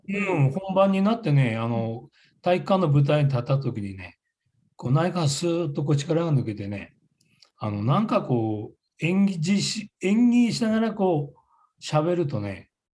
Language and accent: Japanese; Kamaishi, Iwate, Japan; accent: Kamaishi dialect; ちょっと釜石弁にこだわってる